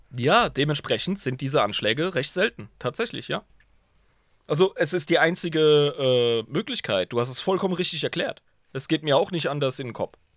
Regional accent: Germany; als Deutscher

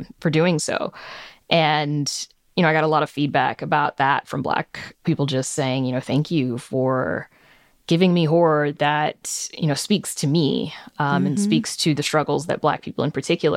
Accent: the South, United States; I grew up in the South and it's a very conservative part of the country

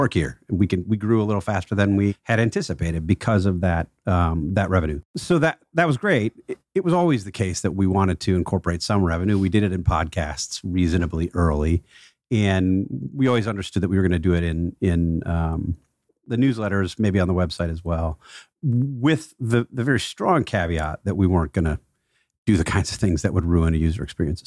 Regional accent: Milwaukee, Wisconsin, United States; Milwaukee's my hometown

